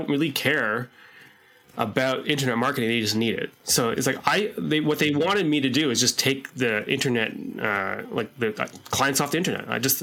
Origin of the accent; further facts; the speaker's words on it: Canada; we're Canadian